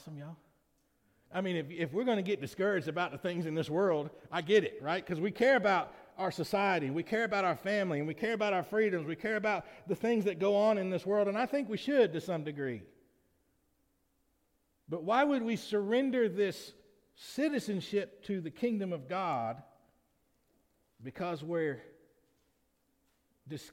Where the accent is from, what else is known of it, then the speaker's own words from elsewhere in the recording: Lamar County, Alabama, United States; I'm a citizen of the United States of America only because I was born in Lamar County, Alabama.